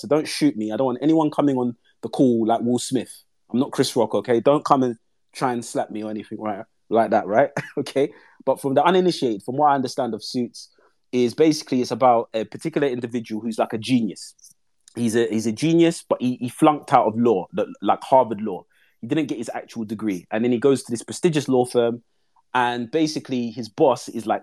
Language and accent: English; London, United Kingdom; I'm from East London